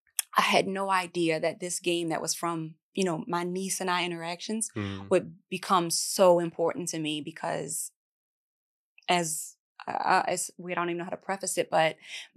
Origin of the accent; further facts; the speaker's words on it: East Coast, United States; It's now I'm from the East Coast, so my family act like fools.